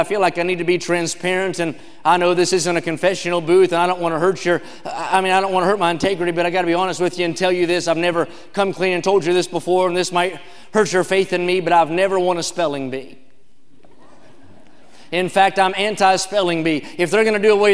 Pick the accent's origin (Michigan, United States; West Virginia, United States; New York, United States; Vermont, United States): West Virginia, United States; now in California, United States; I grew up in a town with just 2,000 people.